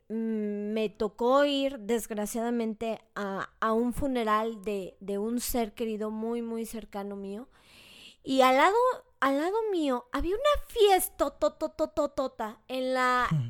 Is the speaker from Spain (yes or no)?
no; Mexico; como mexicanos.